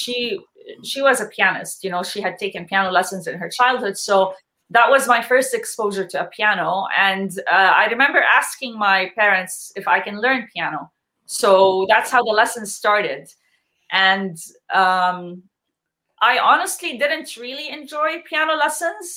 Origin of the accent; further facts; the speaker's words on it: Jordan; now in Canada; I'm born and raised in Jordan